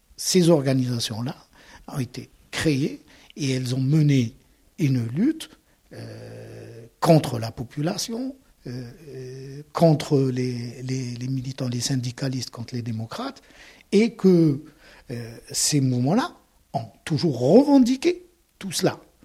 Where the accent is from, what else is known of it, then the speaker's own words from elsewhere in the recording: Algeria; moved away as an adult; now in Toulouse, France; Je suis né en Algérie, j'ai grandi en Algérie, j'ai tout fait en Algérie